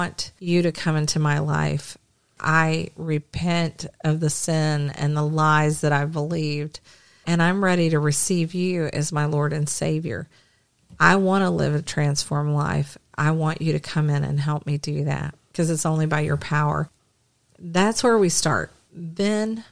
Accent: the South, United States; I'm from the South

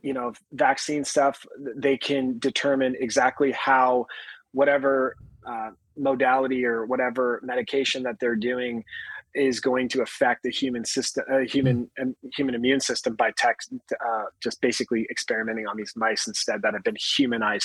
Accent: Upland, California, United States; I grew up in a little town called Upland, California, about an hour east of Los Angeles

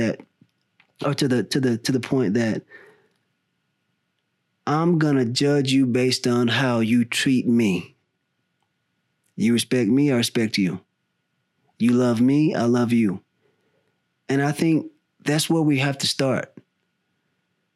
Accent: the South, United States; now in California, United States; I grew up in the South

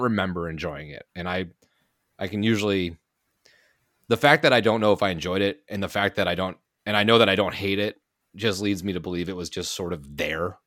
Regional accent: Massachusetts, United States; moved away; my home state of Massachusetts

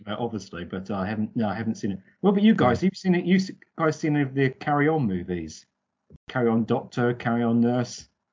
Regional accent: United Kingdom; I'm, I'm British

